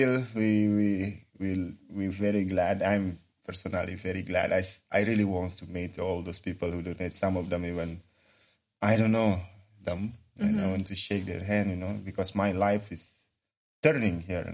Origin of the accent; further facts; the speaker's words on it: Bali, Indonesia; English is a second language; moved away as an adult; now in Lithuania; I'm from Indonesia, Bali Island.